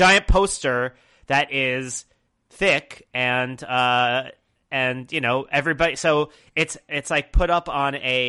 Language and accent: English; Brooklyn, New York, United States; so I went to very few bar mitzvahs in Long Island because I grew up in Brooklyn until I was about 14. And so my bar mitzvah was held in Brooklyn with a bunch of people who were not Jewish.